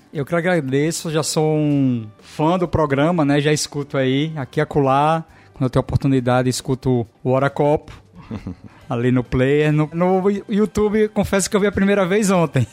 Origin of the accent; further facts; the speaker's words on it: Natal, Rio Grande do Norte, Brazil; moved away as an adult; now in Portugal; o bairro que eu nasci, né? Eu nasci na Policlínica e estudei no Alecrim também